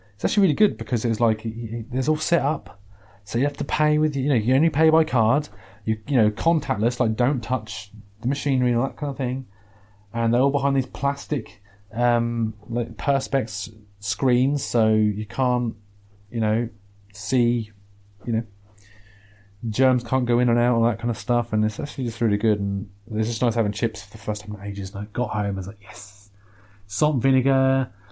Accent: England, United Kingdom; there are things about being English that I'm quite proud of.

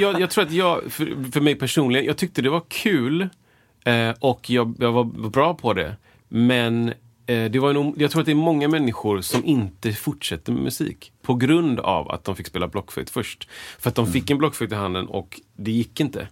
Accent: Gothenburg, Västra Götaland, Sweden; jag sjöng i kör när jag var liten i Göteborgs Gosskör

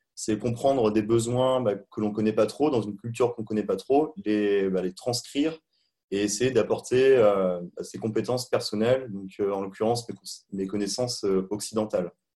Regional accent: Charente-Maritime, Nouvelle-Aquitaine, France; moved away as an adult; also born or lived in China / Montreal / Hamburg; à la base je suis pas parisien, je suis originaire de Charente-Maritime

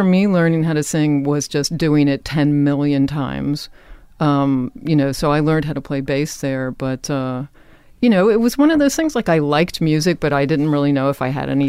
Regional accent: Richmond, Virginia, United States; moved away; also born or lived in Boston; I grew up in Virginia.

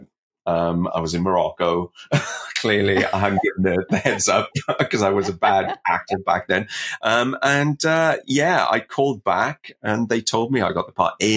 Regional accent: Welsh, Wales, United Kingdom; now in Canada; I'm Welsh and I came over here

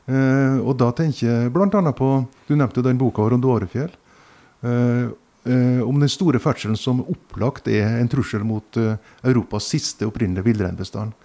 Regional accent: Sunndalsøra, Møre og Romsdal, Norway; i Sunndal kommune, der jeg vokste opp, på Sunnasjøra

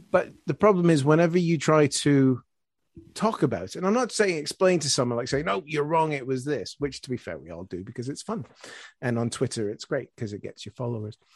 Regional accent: Canada; now in United Kingdom; Yeah, as a Canadian, yeah, we, the only, the only armored, fully equipped division defending Britain after Dunkirk was the first Canadian one

